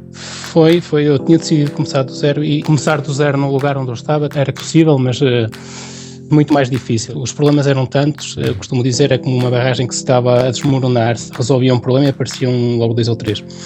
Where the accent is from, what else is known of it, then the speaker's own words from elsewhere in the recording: Santa Marta de Penaguião, Vila Real District, Portugal; moved away as an adult; now in France; Sou da região do Douro, portanto sou de Santa Marta, de Paneguião, de, de uma aldeia chamada Fornelos